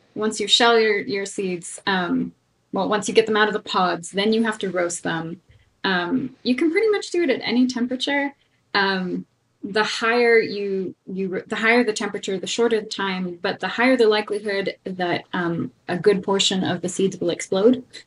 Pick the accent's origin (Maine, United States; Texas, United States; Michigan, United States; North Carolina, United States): North Carolina, United States; also born or lived in California; now in Denver, United States; I grew up on on the East Coast um, in North Carolina